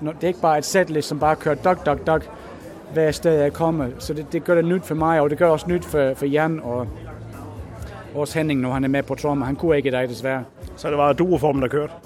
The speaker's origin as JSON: {"language": "Danish", "region": "England", "country": "United Kingdom", "also_born_or_lived": "United States", "moved": "yes", "lives_now": "Sønderborg, Denmark", "said": "Jeg er tre kvart englænder og, og kvart amerikansk"}